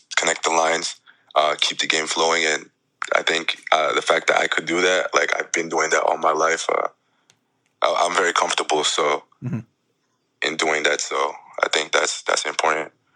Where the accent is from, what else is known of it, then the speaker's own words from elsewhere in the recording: Jackson, New Jersey, United States; it was back in Jackson. It was my hometown